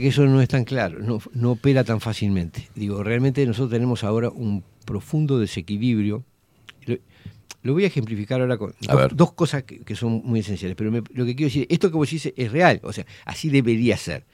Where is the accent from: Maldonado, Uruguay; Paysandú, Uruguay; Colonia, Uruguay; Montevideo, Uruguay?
Montevideo, Uruguay; yo me crié en Villa Española